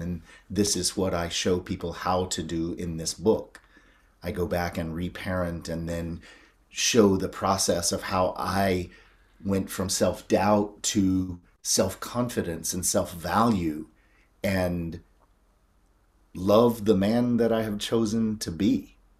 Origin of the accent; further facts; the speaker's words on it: North Carolina, United States; I grew up in North Carolina